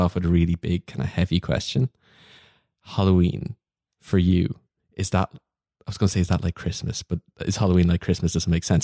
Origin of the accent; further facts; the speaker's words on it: Kildare, Leinster, Ireland; I'm from Kildare, and it turns out there's a fe, my fellow Kil, Kil, Kildarian